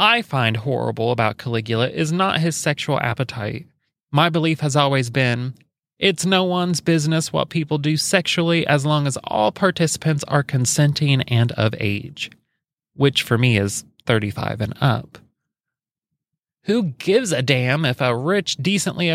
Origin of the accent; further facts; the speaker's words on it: Alexandria, Indiana, United States; I was raised in Alexandria, Indiana